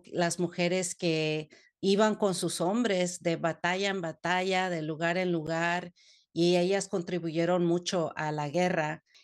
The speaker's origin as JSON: {"language": "Spanish", "region": "California", "country": "United States", "tie": "born or raised there", "said": "Y creciendo en California, pues yo traté de asimilar, aprendí el inglés, se me olvidó el español, entonces tuve yo una crisis de identidad en donde siempre me sentí que yo no tenía derecho a vivir aquí"}